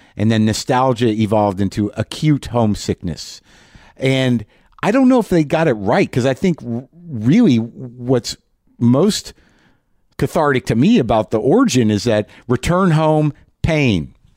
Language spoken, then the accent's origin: English; New Mexico, United States; I grew up in New Mexico